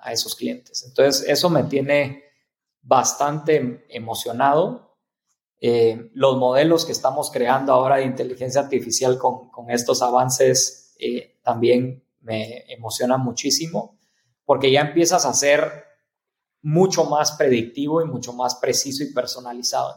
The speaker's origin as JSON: {"language": "Spanish", "country": "Mexico", "said": "como mexicanos, como latinoamericanos"}